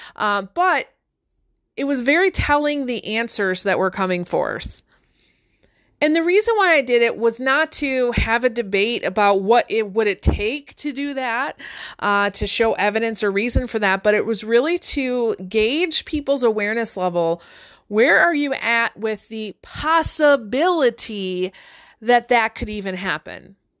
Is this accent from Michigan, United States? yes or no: yes; Detroit, Michigan, United States; I grew up one street north of the border of Detroit